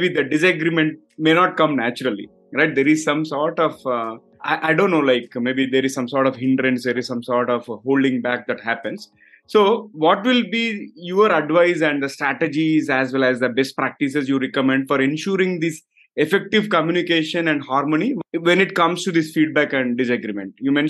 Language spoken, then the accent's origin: English; Hyderabad, Telangana, India; I am from Hyderabad, based out of India